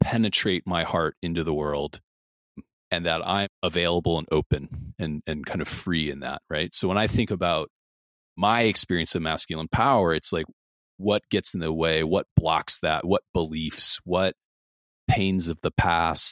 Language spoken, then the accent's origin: English; Midwest, United States; I grew up in the Midwest as well